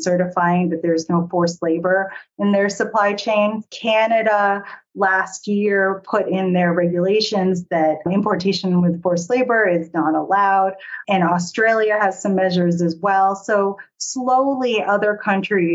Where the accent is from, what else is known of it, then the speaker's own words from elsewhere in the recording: Massachusetts, United States; moved away as an adult; now in New York, United States; I grew up in Massachusetts, and I've always said that I was going to grow up, live in Massachusetts forever